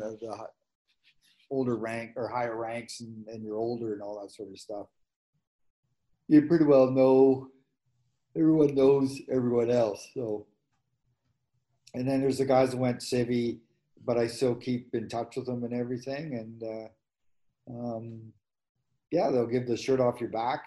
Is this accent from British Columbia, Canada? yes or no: no; Manitoba, Canada; moved away; I was from Manitoba.